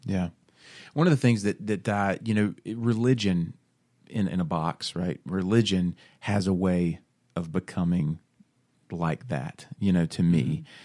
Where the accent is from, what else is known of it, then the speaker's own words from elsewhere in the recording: Bible Belt, the South, United States; born and raised in the Bible Belt, grew up going to church, um, you know, it's just what you do, right? In the South, you go to church on Sunday